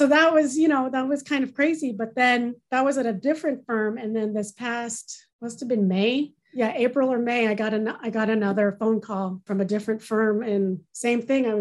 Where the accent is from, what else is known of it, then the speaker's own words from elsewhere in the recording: California, United States; moved away as an adult; now in Michigan, United States; I'm not from Michigan. I'm actually originally from California